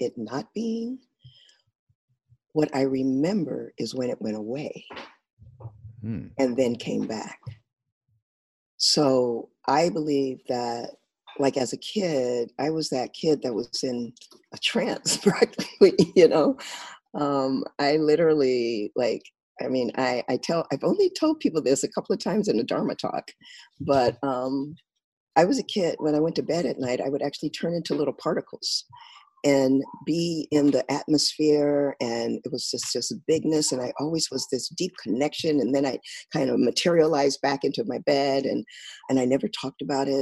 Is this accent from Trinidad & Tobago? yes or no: no; Rialto, California, United States; also born or lived in San Bernardino; I grew up in Southern California. In a place, we started in San Bernardino and moved out to a little suburb outside of San Bernardino called Rialto. And that's where I grew up.